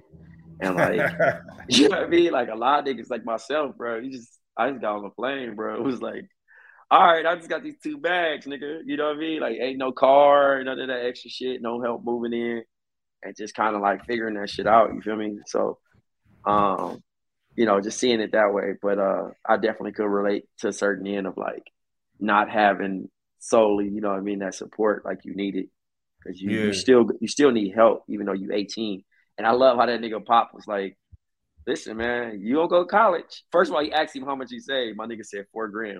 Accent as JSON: {"language": "English", "town": "Compton", "region": "California", "country": "United States", "tie": "born or raised there", "said": "I'm from Compton."}